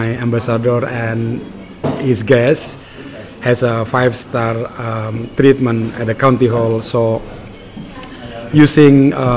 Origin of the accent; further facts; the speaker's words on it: Jakarta, Indonesia; English is a second language; moved away as an adult; also born or lived in Central Java / Dubai; now in London, United Kingdom; I grown up in Jakarta, but I was born in Central Java